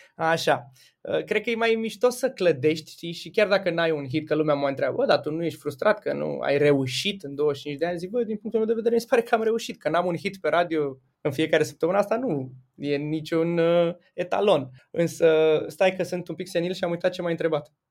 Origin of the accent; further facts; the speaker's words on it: Galați, Galați County, Romania; eu sunt din Galați